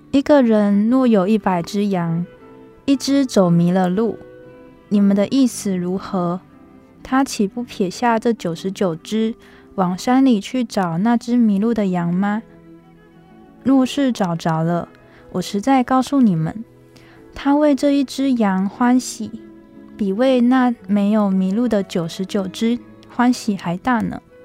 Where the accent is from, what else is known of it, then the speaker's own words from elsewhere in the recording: Tuku, Yunlin County, Taiwan; 我的老家呢，在云林县土户镇的马光厝。那它是一个非常乡下的小地方